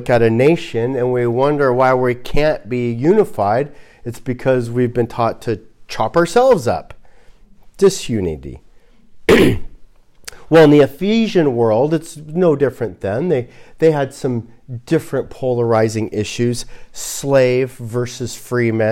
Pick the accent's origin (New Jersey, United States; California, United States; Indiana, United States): California, United States; Los Angeles; I'm from Los Angeles. So I'm a person from Los Angeles